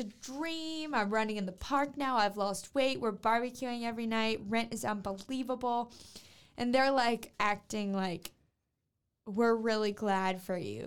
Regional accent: Louisiana, United States; I'm from Louisiana

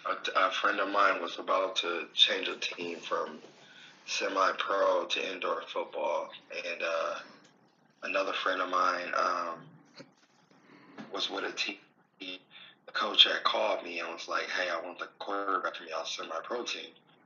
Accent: Oakland, California, United States; moved away as an adult; also born or lived in Richmond, California / Billings, Montana; I grew up in Oakland, California, Richmond, California. I went to, elementary and middle school in Oakland, and then I went to high school at Richmond High. And then I went to Humboldt State University up in Northern California.

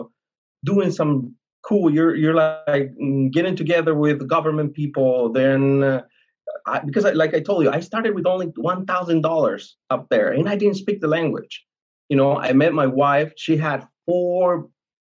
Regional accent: Colorado, United States; moved away as an adult; also born or lived in Cancun, Mexico; now in Ukraine; I grew up in Colorado. I was there up until I was like around, I don't know, 20-something, 20, 26, 25

